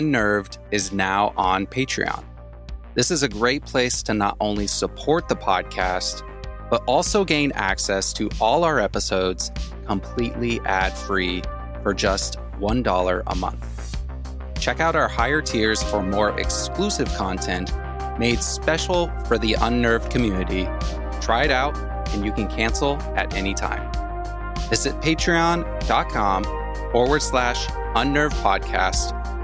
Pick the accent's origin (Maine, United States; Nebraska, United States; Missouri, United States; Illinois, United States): Nebraska, United States; Growing up in Nebraska, in the country